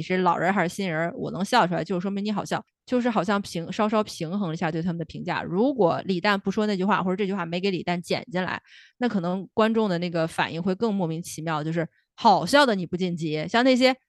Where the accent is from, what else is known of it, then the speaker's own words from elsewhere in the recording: northern China, China; 我是北方，我不是北京人，但是我是北方人